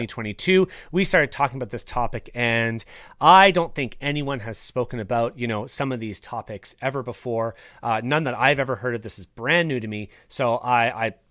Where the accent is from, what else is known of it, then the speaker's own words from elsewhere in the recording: Canada; myself as a Canadian